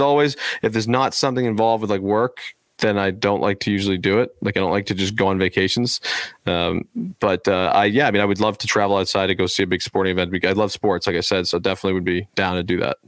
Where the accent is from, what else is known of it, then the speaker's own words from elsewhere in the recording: United States; I'm American